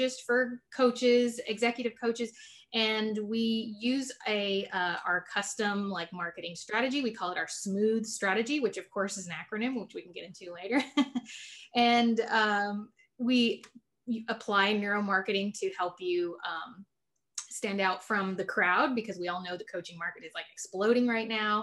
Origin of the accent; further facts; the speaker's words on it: San Antonio, Texas, United States; I'm born and raised in San Antonio, Texas